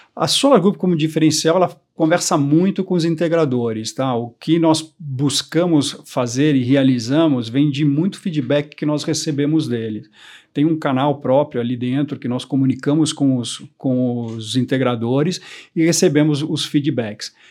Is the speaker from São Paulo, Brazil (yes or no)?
yes; São Paulo, Brazil; also born or lived in Curitiba / Europe; eu sou brasileiro, nasci em, em, Curitiba, morei toda a minha vida em São Paulo